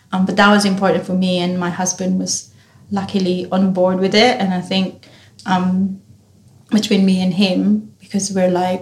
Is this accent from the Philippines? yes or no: yes; Philippines; now in Australia; Being Filipino, we have traditions on the wake and how you do funerals and wake